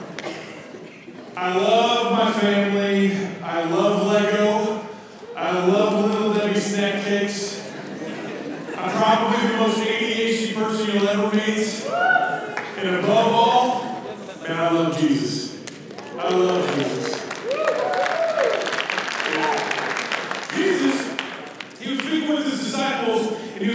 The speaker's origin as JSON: {"language": "English", "region": "Minnesota", "country": "United States", "moved": "yes", "lives_now": "Indianapolis, United States", "said": "I am originally from Minnesota"}